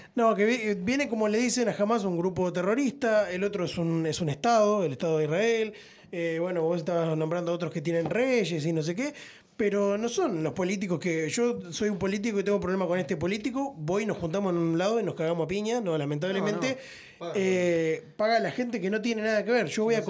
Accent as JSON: {"language": "Spanish", "country": "Uruguay", "said": "acá somos todos uruguayos"}